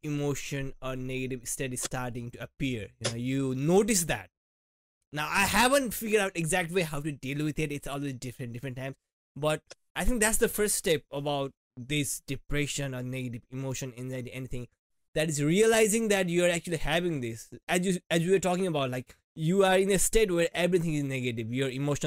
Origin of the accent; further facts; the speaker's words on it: India; moved away; being an Indian student and working and studying